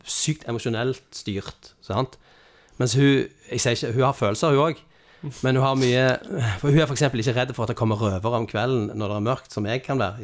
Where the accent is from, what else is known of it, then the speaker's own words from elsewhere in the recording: Stavanger, Rogaland, Norway; jeg kommer fra Carl Hammeren